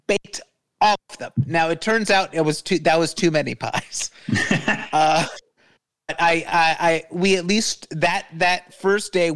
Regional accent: United States; As an American

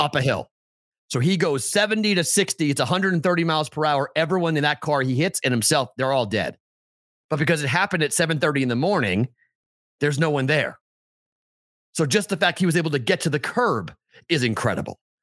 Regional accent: New England, United States; we grew up in New England

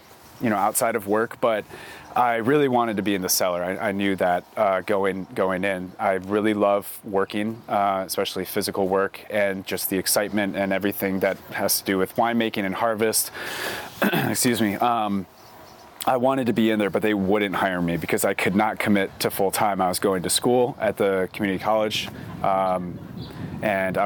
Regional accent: Traverse City, Michigan, United States; now in Oregon, United States; I'm originally from Michigan, born and raised Traverse City

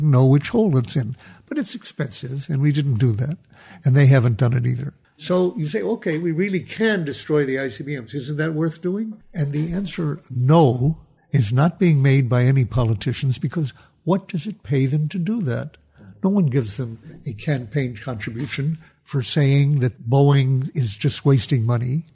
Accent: United States; as an American

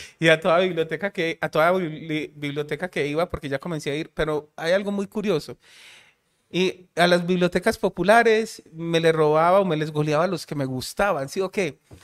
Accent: Medellín, Antioquia, Colombia; Yo soy de Aranjuez

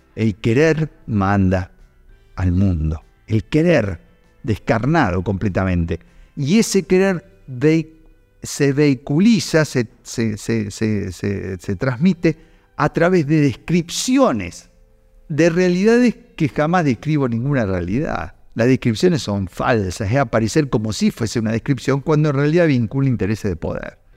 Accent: Luján, Buenos Aires Province, Argentina; now in Córdoba, Argentina; yo en realidad soy adoptivo cordobés, pero soy oriundo de Luján, soy bonaerense

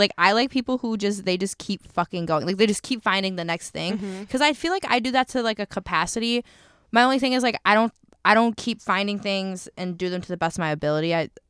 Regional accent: Georgia, United States; Girl, I'm from Georgia.

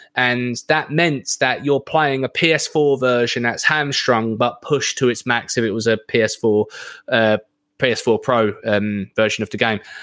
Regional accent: United Kingdom; I'm British

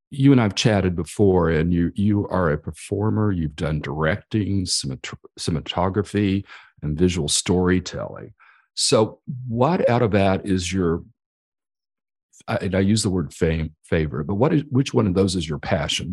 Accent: Amarillo, Texas, United States; Texas, the same as I, I am from Amarillo area.

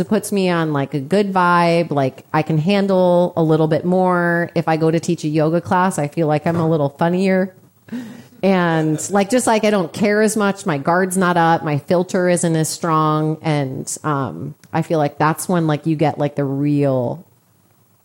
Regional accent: Chicago, Illinois, United States; I'm from Chicago.

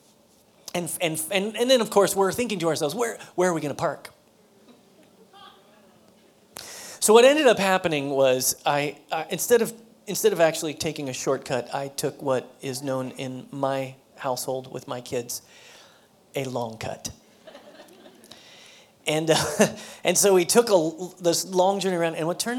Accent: United States; as American Christians, as Christians who live in the society and the culture of America

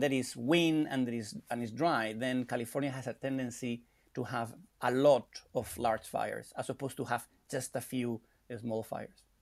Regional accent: Spain; moved away; I'm from Spain

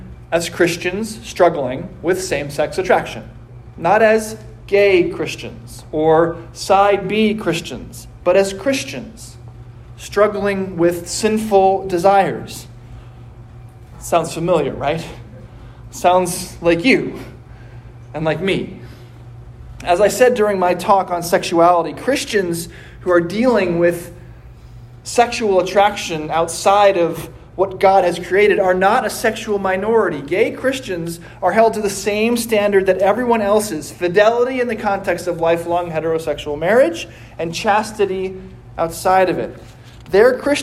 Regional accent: United States; I am an American

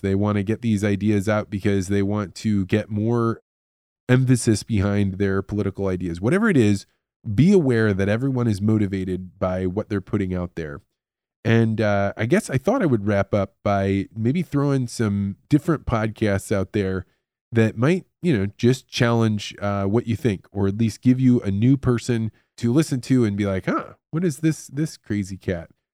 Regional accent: United States; As an American living in a society that is supposedly free and believes in free media

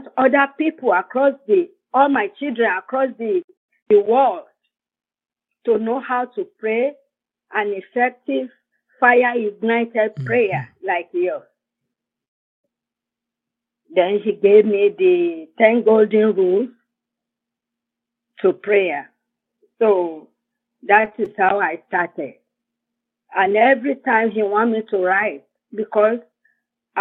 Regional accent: Nigeria; moved away as an adult; also born or lived in Fayetteville, North Carolina; now in United States; I'm from Nigeria in West Africa.

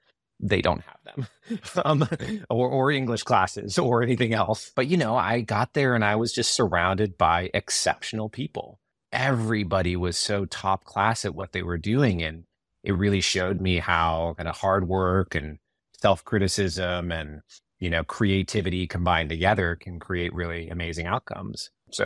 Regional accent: Yorba Linda, California, United States; I grew up in Yorba Linda, California, a little town in Orange County.

